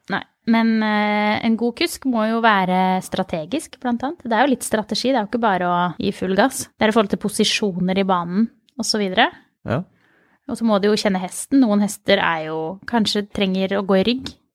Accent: Mysen, Østfold, Norway; Jeg kommer fra Mysen

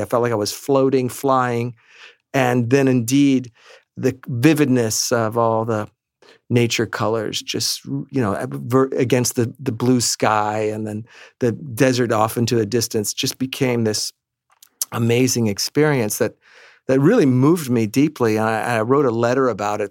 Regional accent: New York City, New York, United States; we grew up here in Manhattan

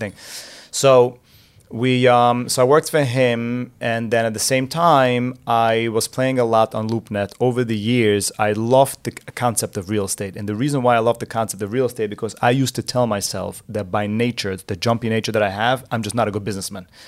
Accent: New Square, New York, United States; I grew up in Square, so my parents lived in Square

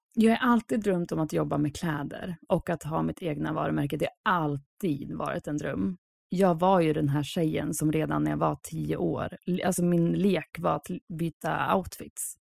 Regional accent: Sweden; moved away as an adult; also born or lived in Lisbon, Portugal; now in England, United Kingdom; jag som svensk

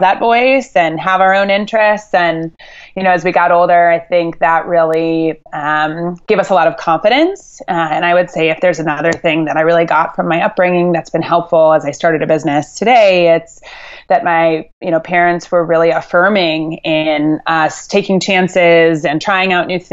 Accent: Chicago, Illinois, United States; also born or lived in Boston, Massachusetts; I grew up in the northern suburbs of Chicago. I was originally born in Boston

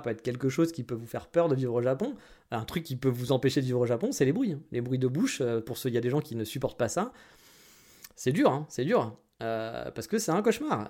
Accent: France; moved away as an adult; now in Japan; J'ai quitté la France pour certaines raisons aussi

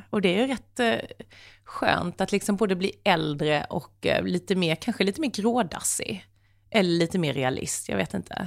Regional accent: Sweden; jag är ju ändå svensk

